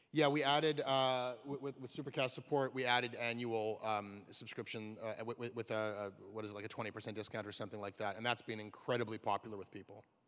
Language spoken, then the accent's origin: English; Canada; I'm from Canada